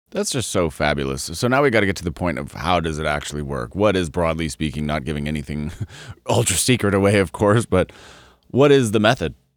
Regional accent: Colorado, United States; I grew up in Colorado

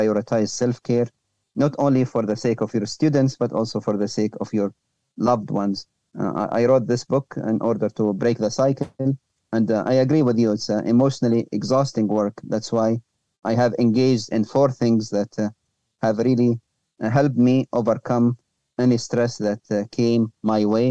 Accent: Libya; moved away; also born or lived in Europe; my home country, Libya

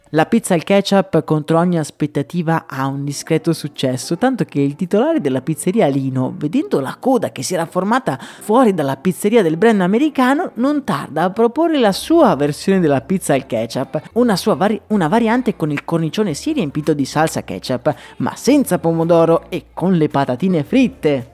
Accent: Italy; also born or lived in Dublin, Ireland; il simbolo del mio paese

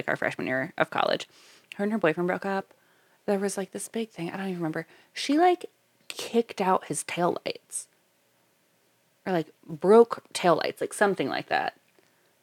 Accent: Florida, United States; we're from Florida

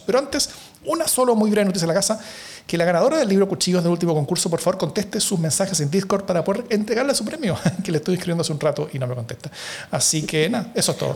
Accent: Chile; Chile, en cambio, Acá tenemos demasiado poco Estado

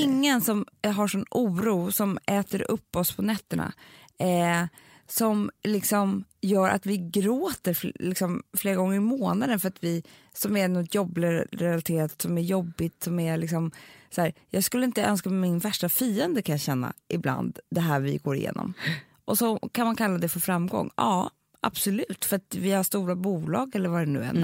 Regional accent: Sweden; vi är svenskar

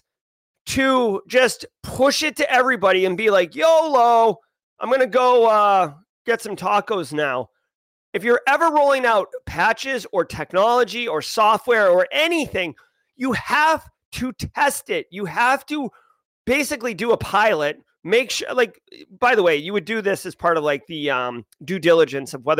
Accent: Boston, Massachusetts, United States; accent: Boston; my actual Boston accent

